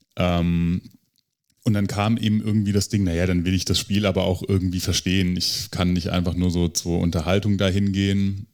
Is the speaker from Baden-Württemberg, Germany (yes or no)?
yes; Stuttgart, Baden-Württemberg, Germany; ich bin aus Stuttgart